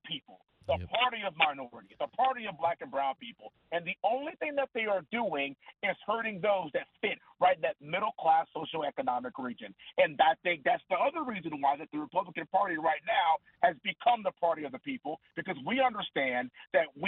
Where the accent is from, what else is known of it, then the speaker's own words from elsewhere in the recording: Texas, United States; when you come from a family that has 60 years worth of service, that loves the American way, and we're all from Texas